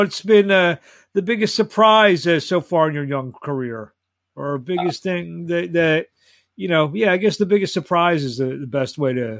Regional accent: Philadelphia, Pennsylvania, United States; I'm from Philadelphia. I'm actually a mile away from where you'll be doing your thing

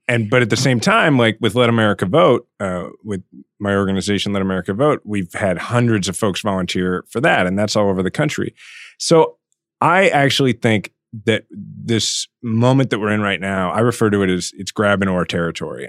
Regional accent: Kansas City, Missouri, United States; mayor of my hometown

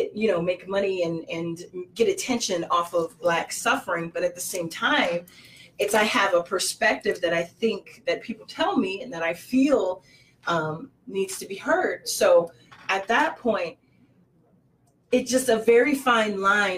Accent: Harvey, Illinois, United States; I was raised in Harvey, Illinois

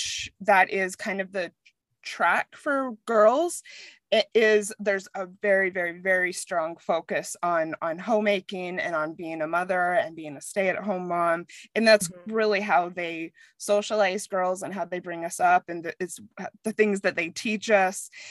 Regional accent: Mesa, Arizona, United States; moved away as an adult; also born or lived in New York / Frankfurt, Germany / London / Australia; now in Denver, United States; I'm from Arizona. I was raised in Mesa

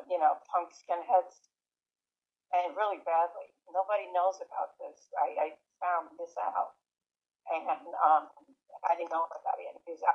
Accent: New York City, New York, United States; me growing up in New York City during the late 60s, early 70s, throughout the 70s, frankly, all the way up to the early 80s.

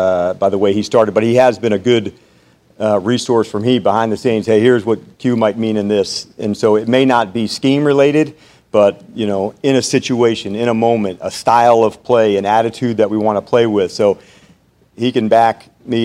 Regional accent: New Jersey, United States; I grew up in New Jersey. I talk fast

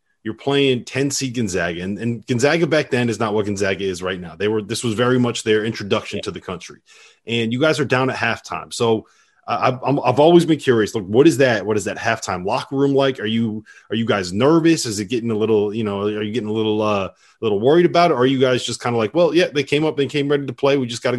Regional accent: Connecticut, United States; I grew up in Connecticut, right?

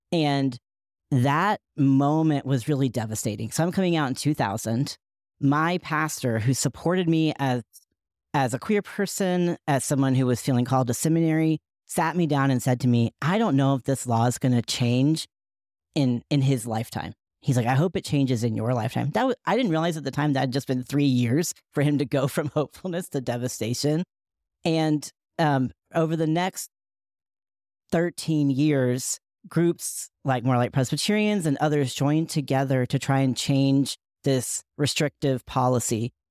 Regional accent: Asheville, North Carolina, United States; many of the folks who surrounded me in my hometown of uh, Asheville, North Carolina, believed in a straight white Jesus

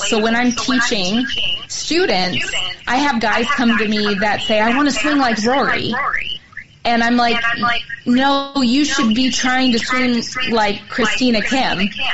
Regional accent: California, United States; moved away as an adult; now in Phoenix, United States; I am from California, California, and I went to Pepperdine, Pepperdine for college

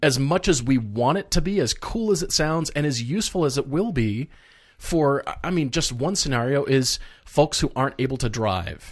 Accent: Fort Collins, Colorado, United States; moving to Fort Collins, Colorado. My my hometown where I grew up.

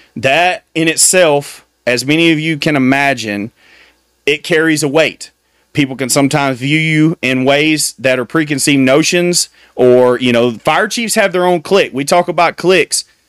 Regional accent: United States

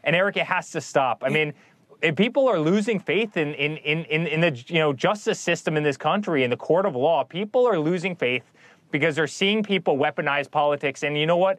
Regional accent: New York City, New York, United States; moved away; I'm a New Yorker

